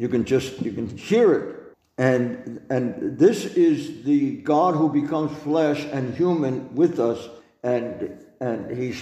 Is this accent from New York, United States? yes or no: yes; New York, United States; Well, because I'm a New Yorker, because I'm a big mouth, because I'm this way, I'm brash